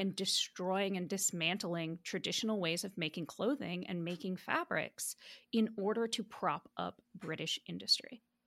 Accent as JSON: {"language": "English", "country": "United States", "tie": "born or raised there", "said": "I'm diaspora, and I've, was born and raised in the United States"}